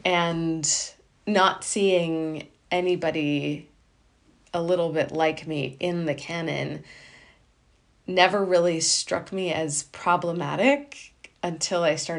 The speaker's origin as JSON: {"language": "English", "country": "India", "said": "what struck me was that I, as an Indian woman, have fallen in love with the epitome of English literature. English being the colonizer of my people"}